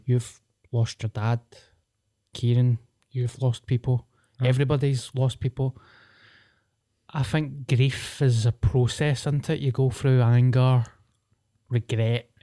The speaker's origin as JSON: {"language": "English", "town": "Paisley", "region": "Scotland", "country": "United Kingdom", "tie": "born or raised there", "said": "as a Paisley boy when I was growing up"}